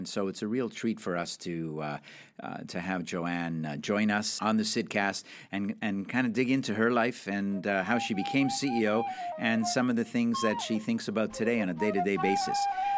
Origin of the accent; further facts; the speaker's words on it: Canada; So you know that I'm Canadian.